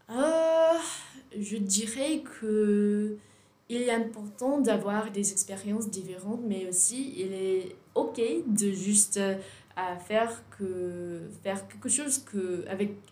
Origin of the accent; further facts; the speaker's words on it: Virginia, United States; French is a second language; moved away as an adult; now in Aix-en-Provence, France; je suis américaine, je suis de Virginie.